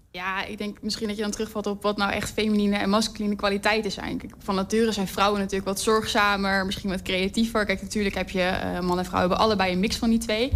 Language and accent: Dutch; Amsterdam, North Holland, Netherlands; moved away as an adult; also born or lived in Twente; now in Enschede, Netherlands; ik kom oorspronkelijk uit Amsterdam